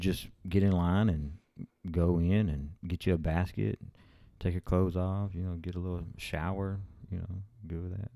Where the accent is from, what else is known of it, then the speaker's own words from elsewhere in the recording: Rotan, Texas, United States; now in Alabama, United States; we live in Alabama now, but we're from West Texas. We're from Rotan, Texas.